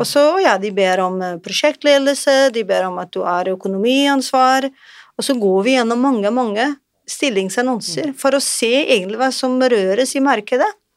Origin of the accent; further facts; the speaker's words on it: Portugal; now in Norway; Jeg er eh, fra Portugal